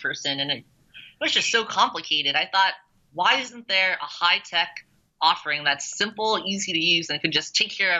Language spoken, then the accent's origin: English; New York City, New York, United States; I grew up in New York